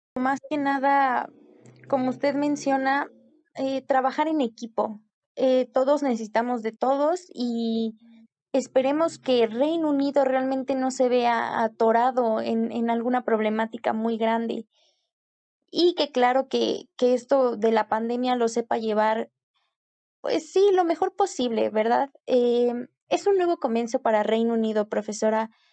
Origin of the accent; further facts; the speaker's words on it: Mexico; como mexicanos